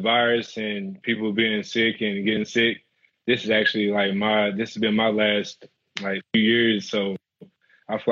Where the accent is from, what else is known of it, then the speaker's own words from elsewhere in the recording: Brewston, Tennessee, United States; moved away as an adult; growing up in Tennessee